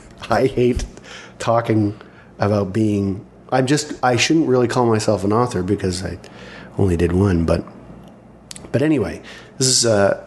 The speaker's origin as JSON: {"language": "English", "country": "Canada", "said": "being a Canadian author"}